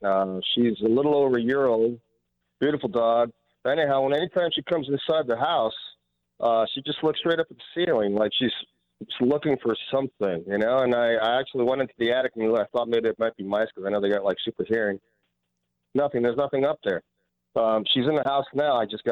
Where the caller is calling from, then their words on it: Chino Valley, Arizona, United States; Chino Valley, Arizona, northern Arizona, about 20 minutes.